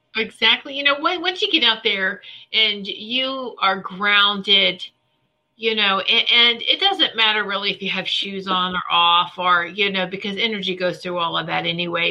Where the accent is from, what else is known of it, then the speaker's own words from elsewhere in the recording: Virginia, United States; we did grow up in Virginia where it's ham, ham, ham, ham, Virginia hams